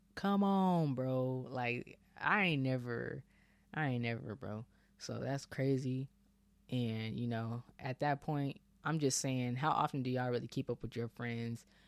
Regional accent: Bay Area, Northern California, United States; moved away as an adult; now in Texas, United States; I'm Bay Area with it pretty much

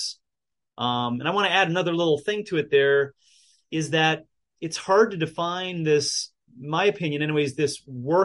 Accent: United States; being an American existentialist or exceptionalist like I am

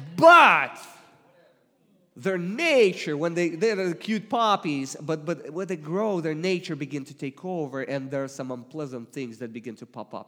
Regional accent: Russia; accent: Russian; English is a second language; moved away; I come originally from Russia

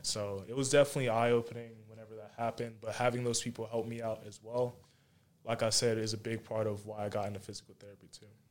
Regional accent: Charlotte, North Carolina, United States; also born or lived in Monroe; I was born in Charlotte, basically grew up in Charlotte, grew up in Monroe a little bit too

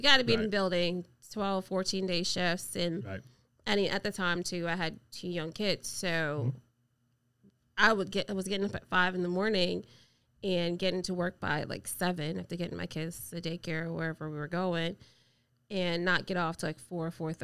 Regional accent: Montego Bay, Saint James, Jamaica; also born or lived in Metro Richmond; now in Richmond, United States; I am originally from Montego Bay, Jamaica

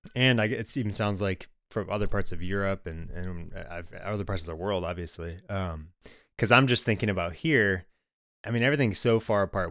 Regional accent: Michigan, United States; I grew up in Michigan

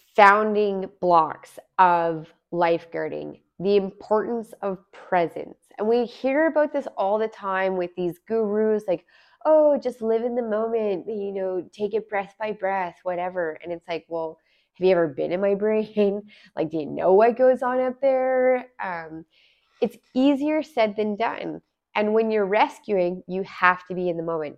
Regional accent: Alberta, Canada; moved away as an adult; also born or lived in Smithers, British Columbia; now in Vancouver, Canada; I'm originally from Alberta. I was, I've lived in Alberta for many years.

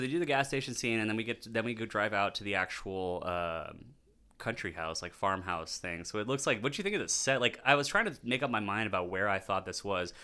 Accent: Texas, United States; being born and raised in Texas

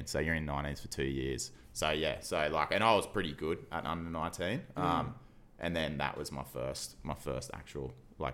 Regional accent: Surfers Paradise, Queensland, Australia; I grew up in Surfers Paradise, like as a nipper.

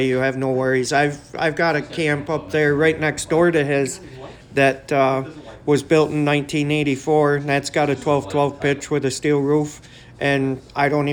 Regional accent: Camden, New York, United States; I was born and raised in Camden

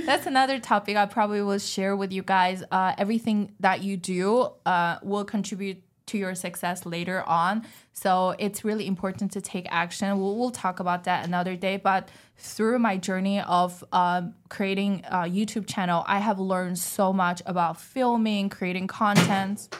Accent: China; English is a second language; moved away as an adult; I was born and raised in China

